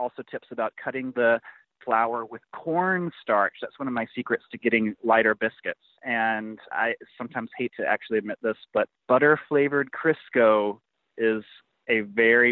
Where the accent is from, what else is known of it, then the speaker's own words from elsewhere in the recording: Mississippi Gulf Coast, United States; I grew up on the Mississippi Gulf Coast in Gaucher on a bayou